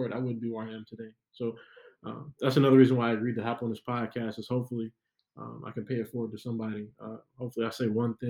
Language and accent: English; Milwaukee, Wisconsin, United States; from Milwaukee. Really the north and northwest side is where I grew up for the most part